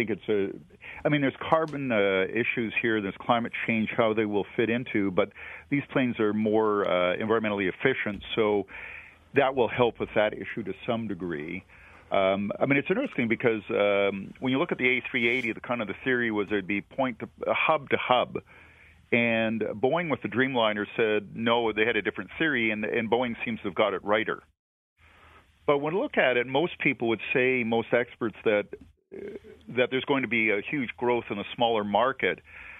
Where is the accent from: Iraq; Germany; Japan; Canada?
Canada; But even as a Canadian, I think a lot of Americans would wonder about China's growth